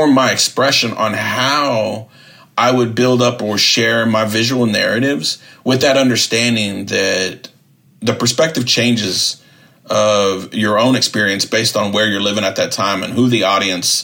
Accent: Southern California, United States; moved away as an adult; also born or lived in Austin, Texas / Wisconsin; As a Chicano growing up in Southern California, I was raised seeing, like, the murals, the narratives, the tattoo culture of my cousins

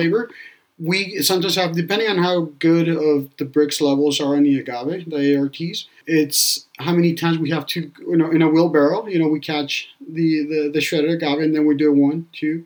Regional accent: Hostotipaquillo, Jalisco, Mexico; my hometown, Hostotipaquillo

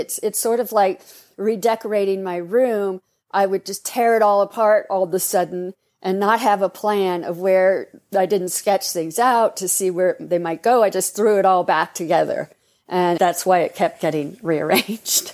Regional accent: Los Angeles, California, United States; I was growing up in Hollywood

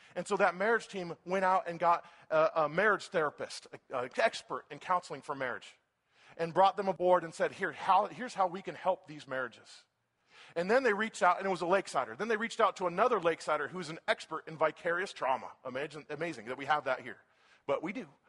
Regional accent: Folsom, California, United States; I'm from Folsom

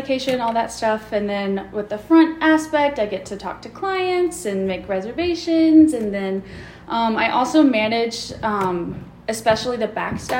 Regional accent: Waynesville, North Carolina, United States; I grew up not far away. I just am in Waynesville. So I grew up there

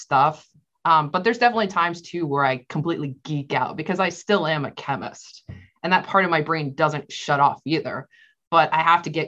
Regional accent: Florida, United States; I lived and I grew up in Florida

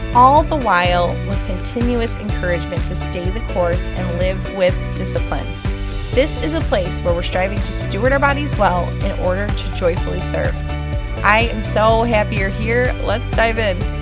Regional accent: Buffalo, New York, United States; I am from Buffalo, New York

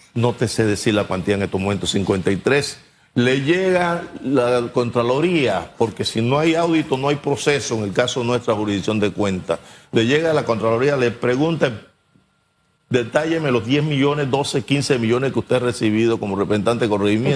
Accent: La Villa de Los Santos, Los Santos, Panama; en mi pueblo, la Villa de los Santos, mi pueblo amado.

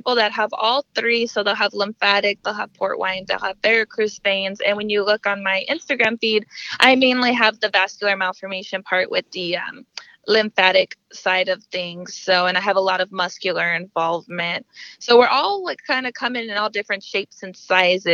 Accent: Denver, Colorado, United States; moved away as an adult; now in South Texas, United States; I was born and raised in Denver, Colorado, and now I've lived in South Texas probably for about 4 years

